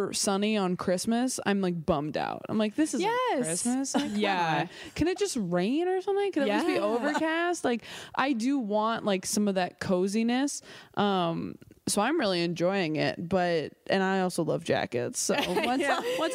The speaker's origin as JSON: {"language": "English", "region": "California", "country": "United States", "tie": "born or raised there", "said": "I grew up in California. I was in Northern California until I was like 10"}